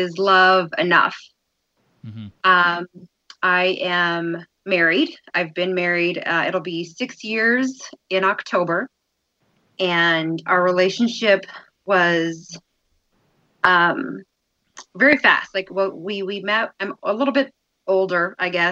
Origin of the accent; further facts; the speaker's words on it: New Mexico, United States; now in Colorado, United States; I'm originally from New Mexico